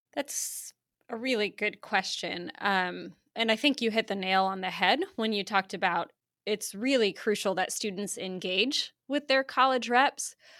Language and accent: English; Iowa, United States; now in Oklahoma, United States; I grew up in Iowa, um, the great state of Iowa